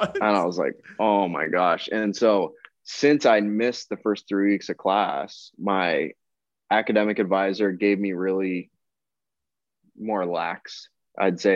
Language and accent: English; Windsor, Ontario, Canada; I'm from Windsor